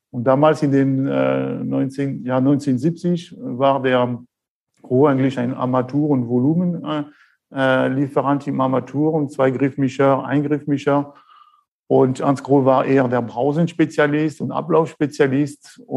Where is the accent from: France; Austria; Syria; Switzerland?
France; accent: French; German is a second language; moved away as an adult; also born or lived in Thuringia; now in Germany; Sie werden schon gleich hören an meinem Akzent. Äh, ich bin der Franzose hier aus dem äh, Schwarzwald.